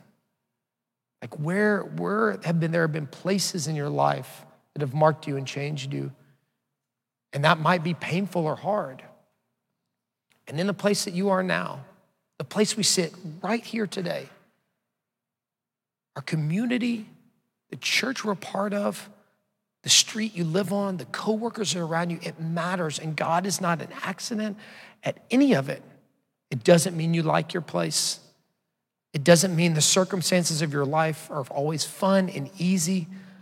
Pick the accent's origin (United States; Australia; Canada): United States; Orange, Texas; moved away; I grew up in Orange, Texas in the 80s and 90s